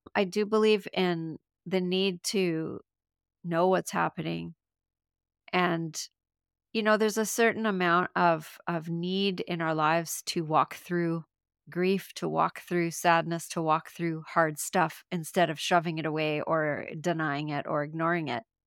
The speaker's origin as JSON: {"language": "English", "country": "Canada", "said": "I'm from Canada"}